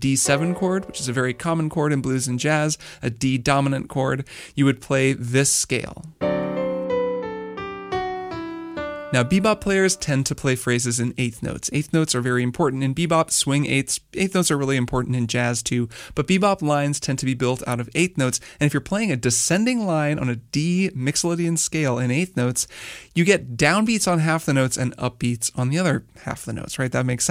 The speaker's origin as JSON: {"language": "English", "town": "Bloomington", "region": "Indiana", "country": "United States", "tie": "born or raised there", "said": "I grew up in Bloomington, Indiana"}